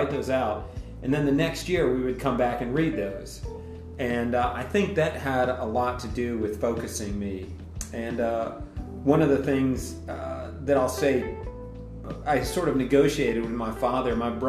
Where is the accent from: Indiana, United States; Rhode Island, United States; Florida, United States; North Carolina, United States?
North Carolina, United States; Banner Elk; now in Whitefish, United States; Well, I grew up in North Carolina in a little town called Banner Elk, which is sort of in that northwestern corner where it meets Virginia and Tennessee.